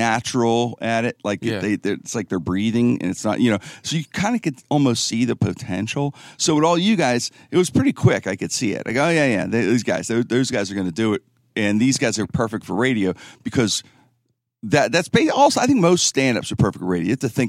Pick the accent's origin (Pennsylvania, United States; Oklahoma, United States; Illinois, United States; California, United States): Pennsylvania, United States; Pittsburgh; Yeah, I grew up in Pittsburgh, obviously.